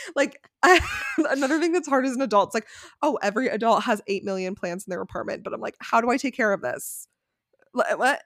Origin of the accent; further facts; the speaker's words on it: Connecticut, United States; moved away as an adult; also born or lived in San Francisco; we grew up in Connecticut